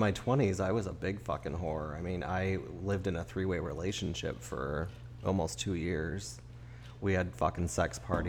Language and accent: English; Chicago, Illinois, United States; I claim to only be 30-ish. I grew up in Chicago.